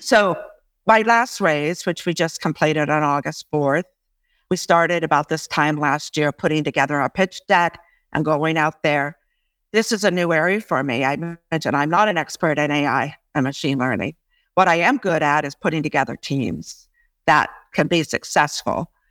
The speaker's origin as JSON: {"language": "English", "country": "United States", "moved": "yes", "lives_now": "Canada", "said": "although I'm an American too, I, I really do like being here in Canada"}